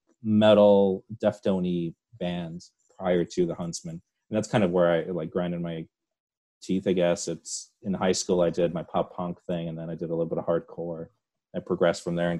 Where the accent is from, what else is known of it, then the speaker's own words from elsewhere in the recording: Chicago suburbs, Illinois, United States; also born or lived in Latvia; So I moved to Illinois, Chicago suburbs, when I was right around like 7 or 8 years old.